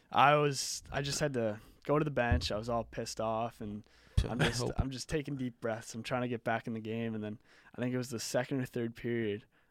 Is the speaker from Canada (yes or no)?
yes; Halifax, Nova Scotia, Canada; growing up in Halifax watching the Mooseheads